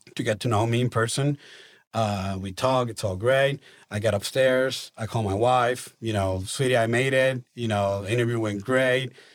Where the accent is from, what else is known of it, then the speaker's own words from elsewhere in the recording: Maracaibo, Zulia, Venezuela; English is a second language; moved away as an adult; also born or lived in Kansas City, Missouri / Argentina / Colombia; now in Tulsa, United States; I grew up in Maracaibo, Venezuela